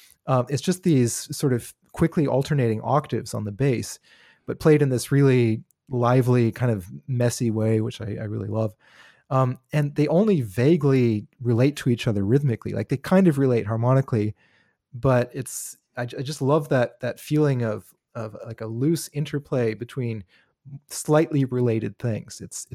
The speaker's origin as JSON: {"language": "English", "country": "Canada", "tie": "born or raised there", "said": "I grew up in Canada in the 80s and 90s."}